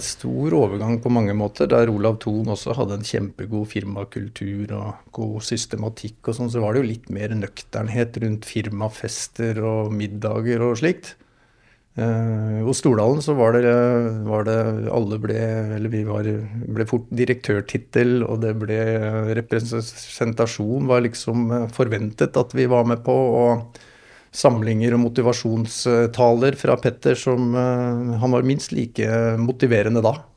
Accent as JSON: {"language": "Norwegian", "area": "Hurum", "region": "Buskerud", "country": "Norway", "tie": "born or raised there", "also_born_or_lived": "Moss / Rygge", "said": "jeg sier jeg vokste opp på Hurum"}